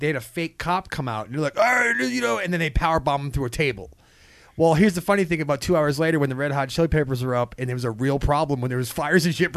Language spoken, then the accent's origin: English; New Hampshire, United States; growing up in New Hampshire